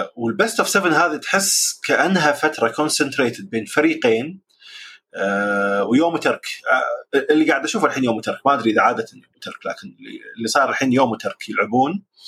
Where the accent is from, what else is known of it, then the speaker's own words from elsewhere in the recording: Jahra, Al Jahra Governorate, Kuwait; عندنا بالكويت بالجهره